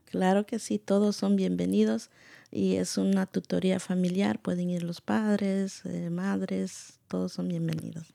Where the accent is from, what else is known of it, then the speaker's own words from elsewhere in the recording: Guatemala; now in United States; soy originaria de Guatemala